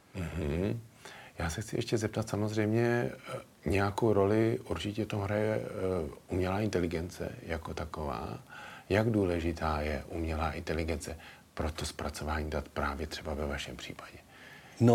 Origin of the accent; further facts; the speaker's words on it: Plzeň, Plzeň Region, Czechia; Já jsem mimochodem Plzeňák narozený